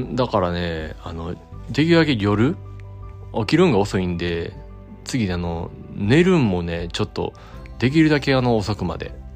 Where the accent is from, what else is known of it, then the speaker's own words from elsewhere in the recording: Kyoto, Japan; 伏見のねうん僕の地元でもある